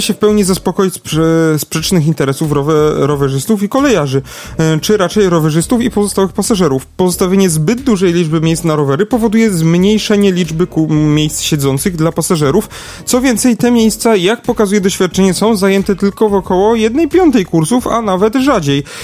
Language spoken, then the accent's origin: Polish; Lesser Poland, Poland; tu u nas w Małopolsce